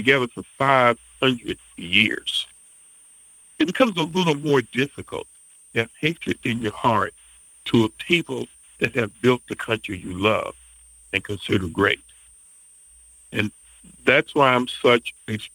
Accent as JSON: {"language": "English", "region": "the South", "country": "United States", "tie": "born or raised there", "said": "I grew up in the South"}